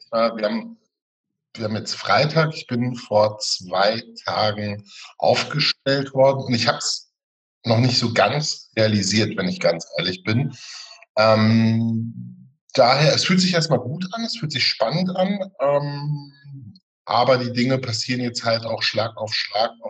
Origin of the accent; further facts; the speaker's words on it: Witten, North Rhine-Westphalia, Germany; du kommst aus Hattingen, ich komme aus Witten, liegt nah, äh, nah beieinander.